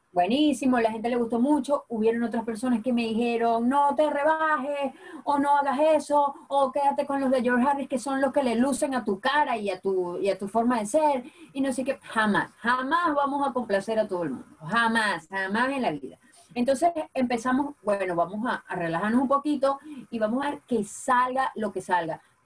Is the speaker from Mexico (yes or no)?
no; Apure, Venezuela; moved away as an adult; now in England; yo soy de Apure